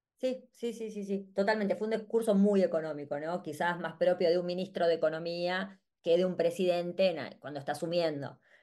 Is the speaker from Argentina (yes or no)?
yes; Argentina; para nosotros como argentinos